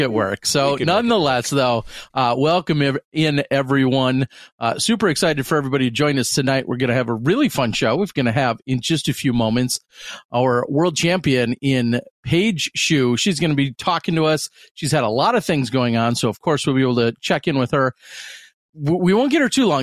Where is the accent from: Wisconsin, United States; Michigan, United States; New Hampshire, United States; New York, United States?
Wisconsin, United States; Pewaukee; I'm in my hometown, Pewaukee which is a western suburb